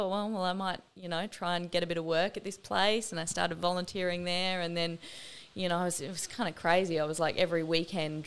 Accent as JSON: {"language": "English", "town": "Brisbane", "region": "Queensland", "country": "Australia", "tie": "born or raised there", "moved": "yes", "said": "I grew up in Brisbane, you know, I lived in other countries as well"}